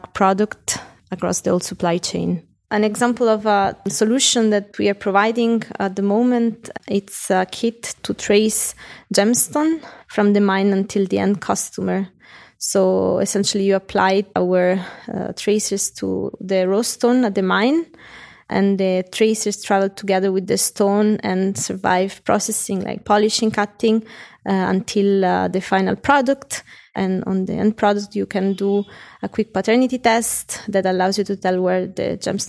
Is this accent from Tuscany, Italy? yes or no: no; Rome, Lazio, Italy; moved away as an adult; now in Zurich, Switzerland; I was born and grew up in Rome, to me the most beautiful city in the world. And I moved when I was about 25 to Zurich